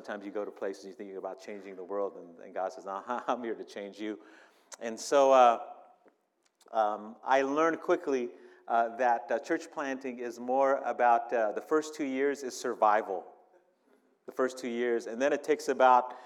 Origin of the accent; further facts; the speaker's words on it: San Diego, California, United States; moved away as an adult; now in Miami, United States; my hometown in San Diego, California